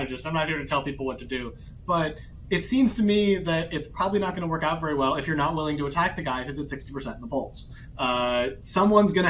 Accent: St. Petersburg, Florida, United States; where I grew up in St. Petersburg

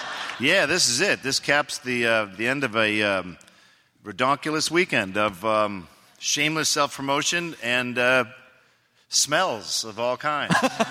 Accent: Oregon, United States; I'm from Oregon, and they had that wildlife refuge that was taken over.

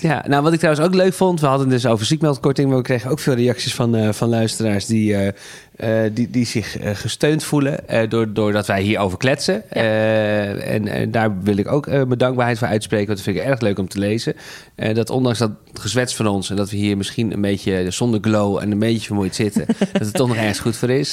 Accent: Netherlands; wij zaten daar als Hollanders die we zijn

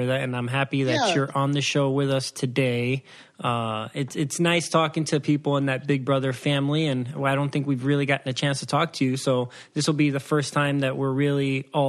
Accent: Waukegan, Illinois, United States; born there; You know, I was born in Waukegan, Illinois.

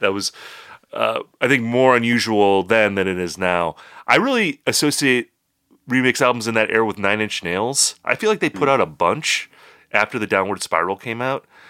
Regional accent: United States; we're Americans

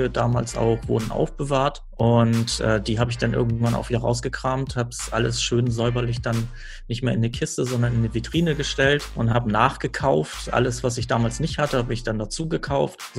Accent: Hamburg, Germany; ich komme aus Hamburg, genau, ähm, hier geboren und äh, immer seit seitdem auch immer hier geblieben.

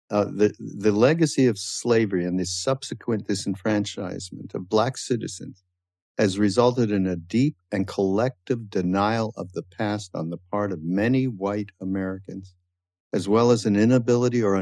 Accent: Canada; now in United States; I'm from Canada and I had a little bit of a different upbringing related to people who were brought up in the States

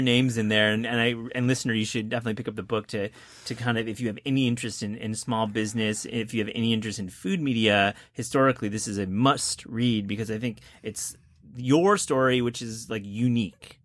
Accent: Kalamazoo, Michigan, United States; I grew up in Kalamazoo, Michigan

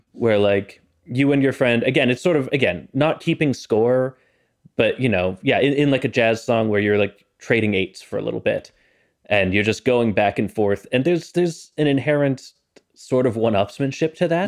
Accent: Boston, Massachusetts, United States; I grew up in Boston.

